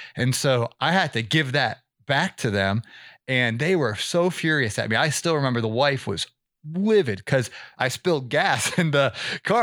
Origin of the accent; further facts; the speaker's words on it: Ohio, United States; now in Atlanta, United States; I grew up in Ohio, so I'm familiar with the Big Ten country